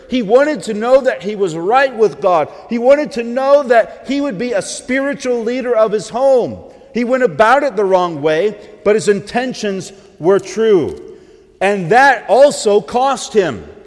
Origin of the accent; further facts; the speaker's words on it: the South, United States; accent: southern twang; I grew up about an hour and a half, hour and a half south of here. You may not know it by my accent, but I used to have a southern twang.